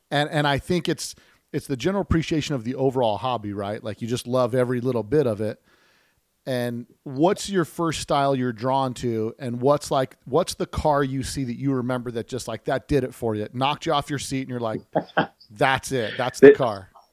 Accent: Las Vegas, Nevada, United States; I, am from the desert, right? I'm from Las Vegas here.

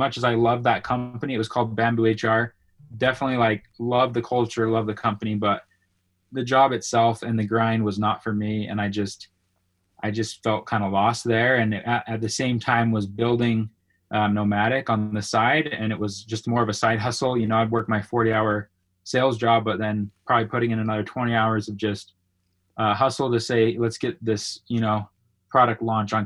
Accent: Salt Lake City, Utah, United States; also born or lived in St. Louis, Missouri; I grew up in Salt Lake City, Utah. I spent the first 13 years of my life there

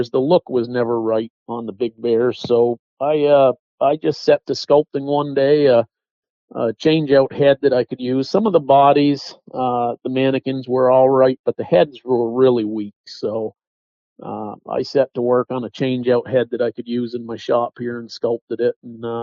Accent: Western Massachusetts, United States; moved away as an adult; I was born in Western Massachusetts

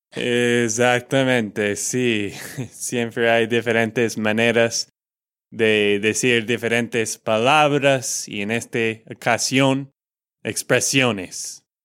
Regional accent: Texas, United States; de Texas, Estados Unidos

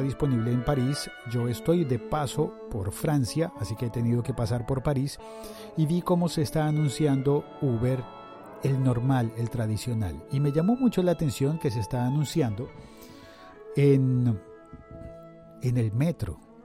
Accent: Colombia; en mi país se llama domicilios.com bueno, en Colombia

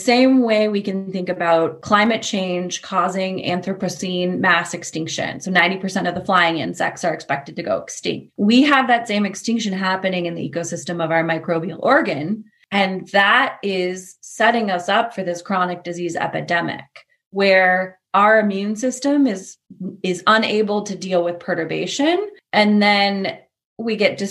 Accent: Portland, United States; I grew up in Portland

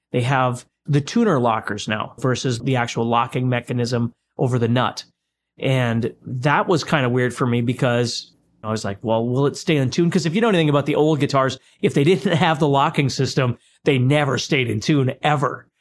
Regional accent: Fargo, North Dakota, United States; growing up in Fargo, North Dakota, you're growing up in a community that's primarily based on strats

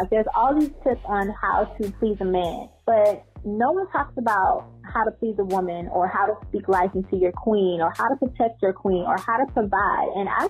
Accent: Atlanta, Georgia, United States; I'm from Atlanta.

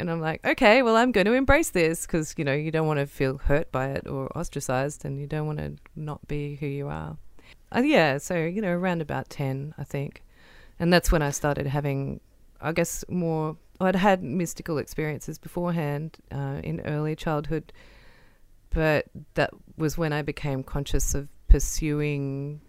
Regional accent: Wiradjuri country, New South Wales, Australia; I was born on Wiradjuri country. My mum and dad were come from grazier families that met at uni at the University of New England. And yeah, I'm the oldest of four

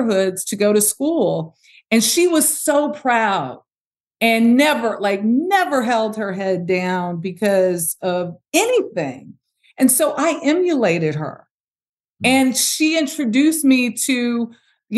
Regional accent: Los Angeles, California, United States; So I'm from South Central Los Angeles

